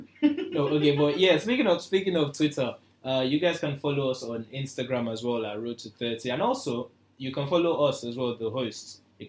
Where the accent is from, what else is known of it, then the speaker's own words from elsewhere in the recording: Nigeria; Being single as a Nigerian, like, especially as a guy.